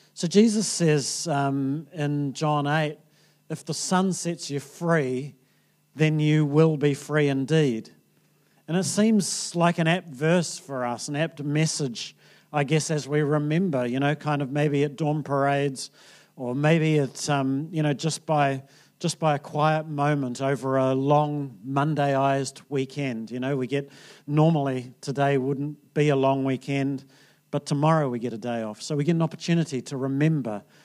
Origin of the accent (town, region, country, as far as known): New Zealand